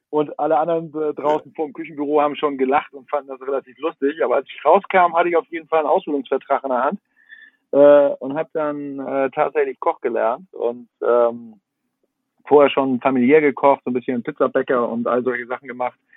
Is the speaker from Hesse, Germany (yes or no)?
no; Kiel, Schleswig-Holstein, Germany; jetzt als, als Kieler Jung, so fährt man mal nach Hamburg zu Christian Rach